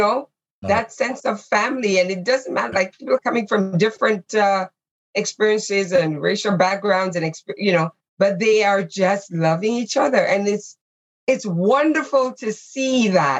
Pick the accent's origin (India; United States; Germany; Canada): Canada; who we are as Canadians